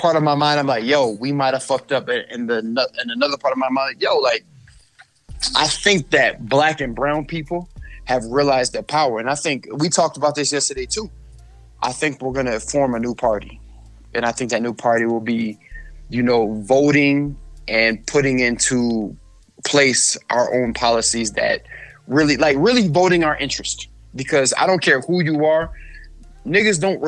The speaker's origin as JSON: {"language": "English", "town": "Sacramento", "region": "California", "country": "United States", "tie": "born or raised there", "said": "We grew up in the early 90s, late 90s, early 2000s in South Sacramento"}